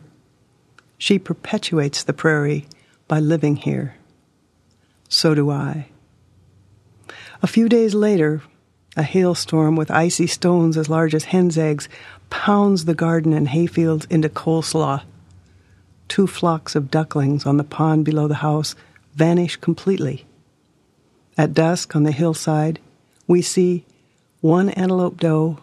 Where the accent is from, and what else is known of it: Hermosa, South Dakota, United States